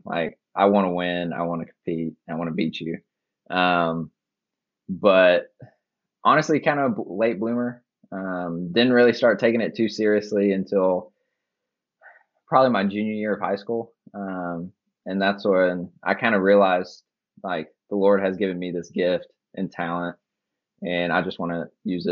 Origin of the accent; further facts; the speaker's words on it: Lexington, Kentucky, United States; growing up in Lexington